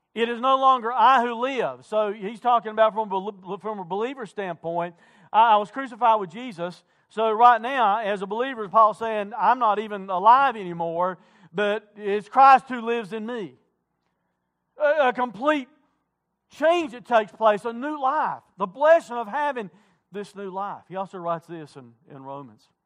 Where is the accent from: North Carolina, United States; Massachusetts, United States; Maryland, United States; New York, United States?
North Carolina, United States; Wilkes County; I'm not from Caldwell County, I'm from Wilkes County.